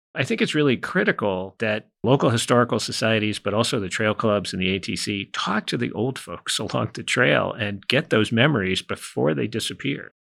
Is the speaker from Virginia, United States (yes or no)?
yes; Northern Virginia, United States; also born or lived in Franklin County, Virginia; I'm originally from Franklin County, but we moved to Northern Virginia when I was a small child.